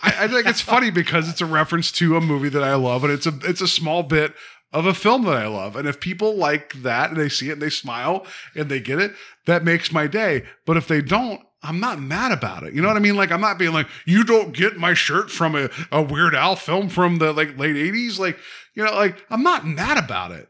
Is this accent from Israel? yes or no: no; West Virginia, United States; I'm from West Virginia